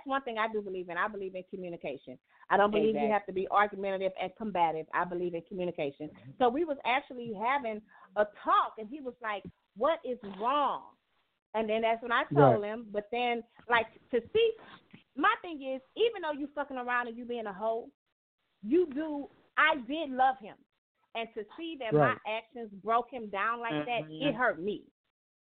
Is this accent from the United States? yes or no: yes; the South, United States; I'm from the South